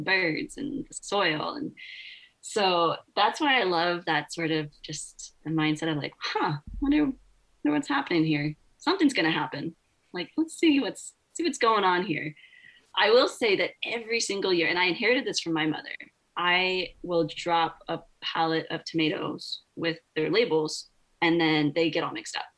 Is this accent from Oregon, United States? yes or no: yes; Oregon, United States; I grew up in Oregon. You know, timber is timber country.